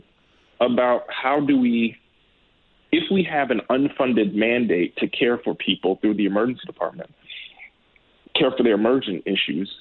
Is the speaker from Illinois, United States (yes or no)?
yes; Chicago, Illinois, United States; I grew up in Hyde Park. So for those who are familiar with Chicago, Hyde Park is on the south side.